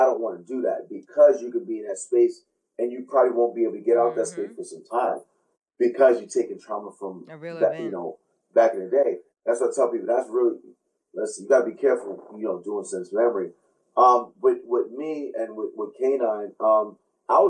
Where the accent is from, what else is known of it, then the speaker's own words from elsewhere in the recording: New York City, New York, United States; growing up, I grew up in Flatbush on Monash Road